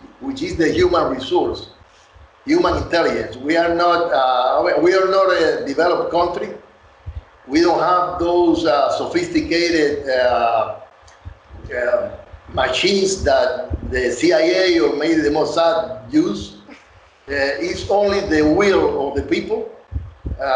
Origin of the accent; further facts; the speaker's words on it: Cuba; moved away as an adult; I grew up in Cuba